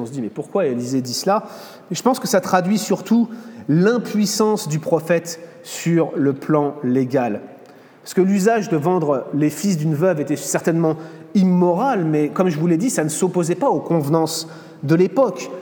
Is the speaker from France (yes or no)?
yes; France; moved away as an adult; also born or lived in United States; je venais en tant que Français pour étudier la parole de Dieu